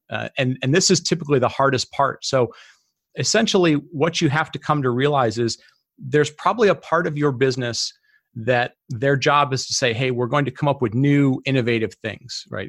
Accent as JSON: {"language": "English", "town": "Detroit", "region": "Michigan", "country": "United States", "tie": "born or raised there", "said": "I grew up in Detroit"}